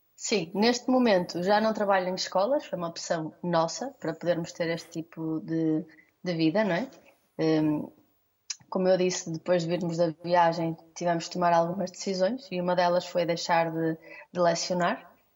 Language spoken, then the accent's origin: Portuguese; Vila do Conde, Norte, Portugal; nós somos Vila de Conde